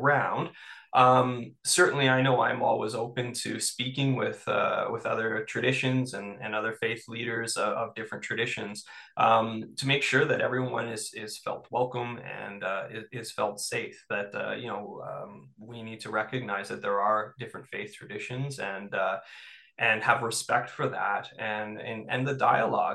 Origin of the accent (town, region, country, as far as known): Toronto, Ontario, Canada; born or raised there; now in Northumberland County, Canada